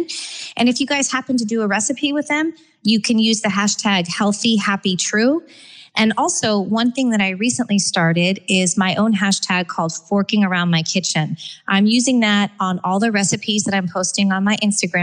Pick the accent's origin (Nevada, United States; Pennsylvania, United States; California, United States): California, United States; Growing up in California, we always had a backyard filled with all